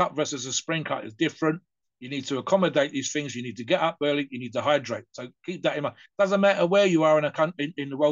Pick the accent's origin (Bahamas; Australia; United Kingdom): United Kingdom; us British